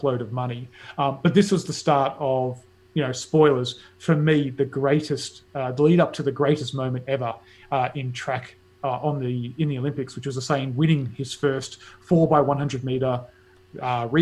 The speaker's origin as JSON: {"language": "English", "country": "Australia", "said": "as an Australian"}